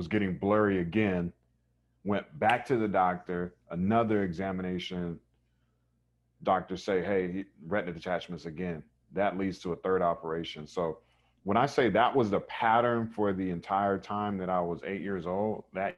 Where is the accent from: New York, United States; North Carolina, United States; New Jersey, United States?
North Carolina, United States; Raleigh; I grew up in Raleigh, North Carolina. So East Coast kid.